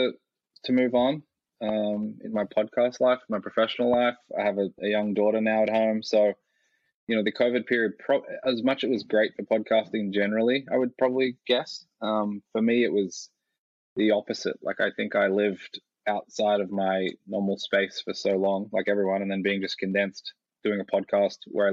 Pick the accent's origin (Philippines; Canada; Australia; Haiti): Australia; moved away; also born or lived in United States / Cayman Islands / Munich, Germany; I grew up in Australia and lived in the US for a while.